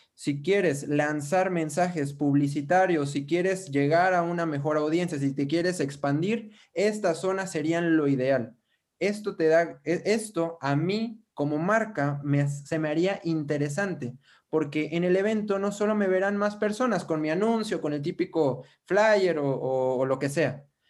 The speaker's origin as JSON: {"language": "Spanish", "country": "Mexico", "said": "Yo soy de México"}